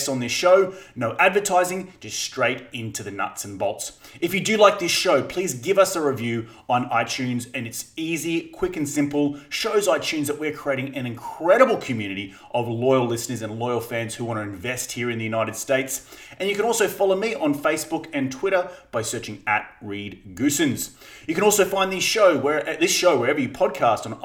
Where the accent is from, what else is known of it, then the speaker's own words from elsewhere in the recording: Australia; I'm Australian